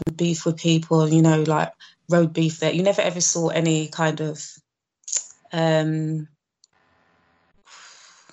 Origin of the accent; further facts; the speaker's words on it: London, United Kingdom; I grew up in London, in Northwest London, born and bred.